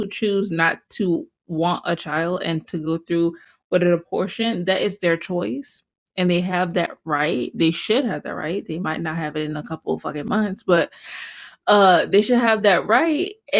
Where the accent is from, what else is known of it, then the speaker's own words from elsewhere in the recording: the South, United States; I'm a Southerner. I have that ingrained in my head.